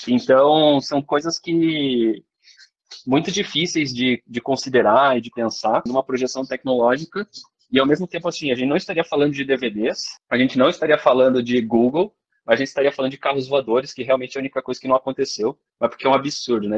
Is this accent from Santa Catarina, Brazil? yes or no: yes; Joinville, Santa Catarina, Brazil; eu sou de Joinville